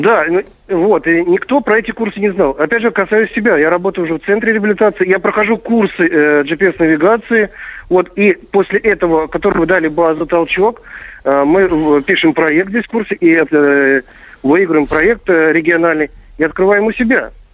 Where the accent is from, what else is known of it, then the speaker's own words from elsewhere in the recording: Kursk Oblast, Russia; для нашего региона Курского